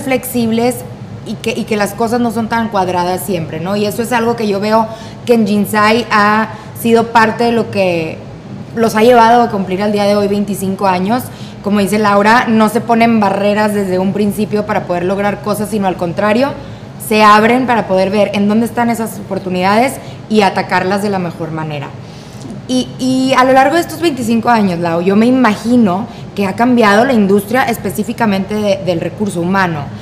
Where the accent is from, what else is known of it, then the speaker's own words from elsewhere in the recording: Monterrey, Nuevo León, Mexico; nosotros que estamos en Monterrey o que, o que somos regias